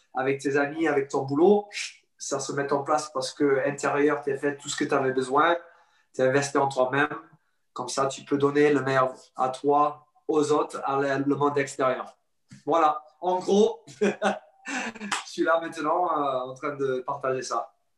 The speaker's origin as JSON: {"language": "French", "town": "Sydney", "region": "New South Wales", "country": "Australia", "tie": "born or raised there", "accent": "anglophone", "second_language": "French", "moved": "as an adult", "lives_now": "France", "said": "J'ai passé toute ma vie jusqu'à 21 ans en Australie. Euh, Sydney, à bord de la plage. Alors, j'ai grandi euh, sur le côte"}